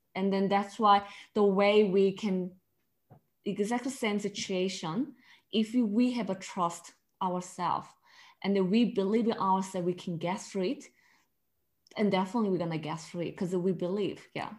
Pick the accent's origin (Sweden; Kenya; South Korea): South Korea; English is a second language; now in Australia; Because before Korea, I think maybe if you go Korea, used to Korea culture, fast. Everything is fast, quick, and very competitive.